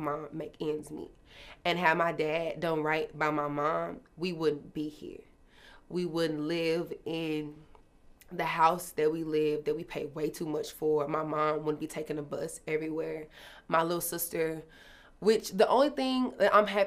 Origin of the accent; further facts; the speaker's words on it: Dallas, Texas, United States; I'm from Dallas, Texas